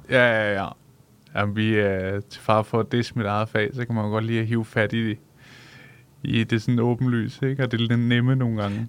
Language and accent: Danish; Solrød, Zealand, Denmark; jeg kommer fra Solrød